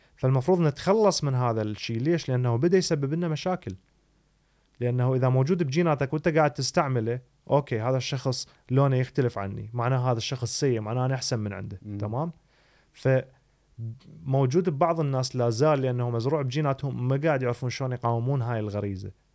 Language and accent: Arabic; Iraq; moved away; انا شكلي كعراقي